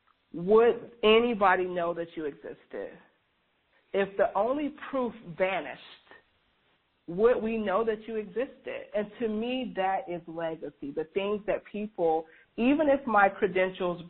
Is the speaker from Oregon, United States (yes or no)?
no; Georgia, United States; as a kid growing up in the Deep South in a, you know, very racially tense, even in my generation, there was a lot of racial tension growing up in Georgia